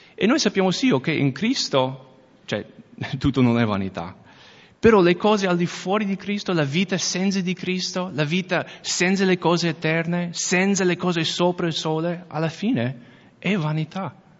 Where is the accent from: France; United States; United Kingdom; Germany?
United States; accent: American; Italian is a second language; now in Veneto, Italy; io sono americano, se non avete già sentito l'accento.